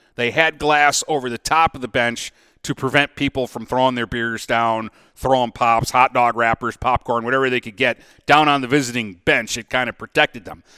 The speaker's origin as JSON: {"language": "English", "country": "United States", "said": "me being an American working in Canada"}